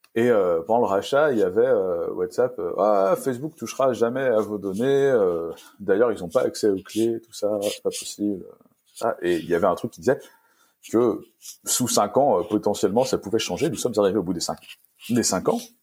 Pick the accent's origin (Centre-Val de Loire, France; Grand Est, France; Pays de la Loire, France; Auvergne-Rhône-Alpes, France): Pays de la Loire, France; Vendée; j'étais de Vendée